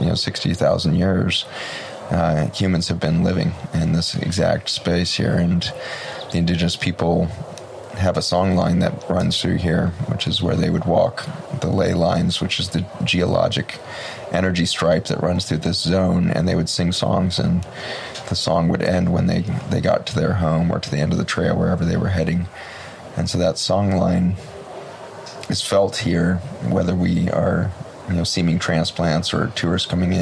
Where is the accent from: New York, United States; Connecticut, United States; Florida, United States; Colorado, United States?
Colorado, United States; Boulder; I was born in Boulder, Colorado